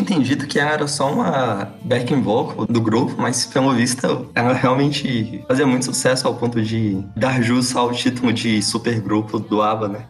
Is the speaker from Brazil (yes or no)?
yes; Brazil; como brasileiros que somos